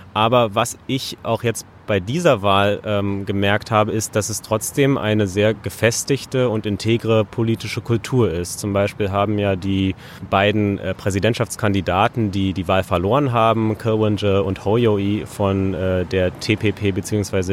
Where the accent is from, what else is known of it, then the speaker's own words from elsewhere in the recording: Berlin, Germany; Ich bin zwar in Berlin, in Deutschland äh, geboren und aufgewachsen